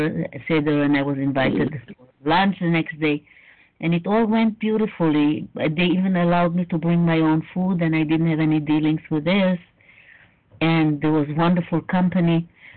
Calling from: Israel; I'm calling from Israel, and all my children are in the States

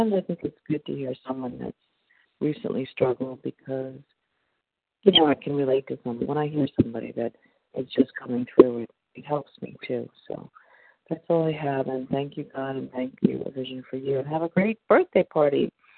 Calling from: Florida, United States; I'm calling from Florida, and we're traveling.

